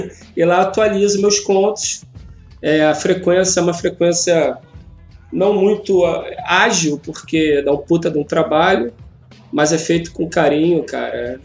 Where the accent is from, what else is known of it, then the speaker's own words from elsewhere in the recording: Rio de Janeiro, Brazil; sou do Rio, sou roteirista